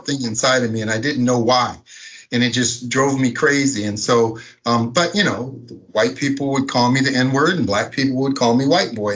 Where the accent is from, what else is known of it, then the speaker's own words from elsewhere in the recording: Minneapolis, Minnesota, United States; I grew up in Minneapolis, Minnesota.